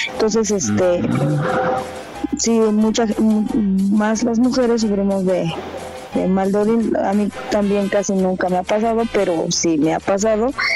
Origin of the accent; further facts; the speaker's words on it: Morelos, Mexico; moved away; soy de Morelos